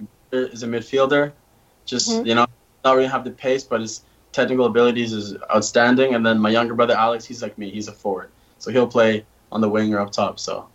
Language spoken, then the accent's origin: English; Canada; now in United States; And, you know, being a Canadian here, it's not that big of a difference.